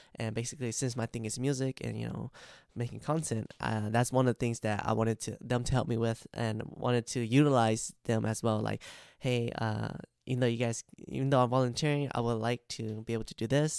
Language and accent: English; United States; I grew up in America, and I also speak a lot of Amer-, English